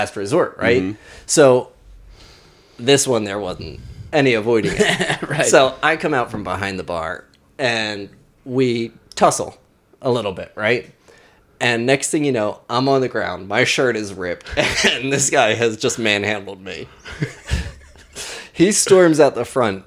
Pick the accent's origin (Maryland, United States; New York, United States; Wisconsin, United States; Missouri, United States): Maryland, United States; Baltimore; I'm from Baltimore.